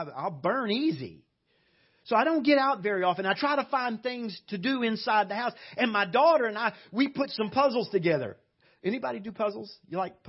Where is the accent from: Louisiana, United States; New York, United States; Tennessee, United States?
Louisiana, United States; South; moved away as an adult; now in Cyprus; I was raised way down in South Louisiana, below New Orleans, way down there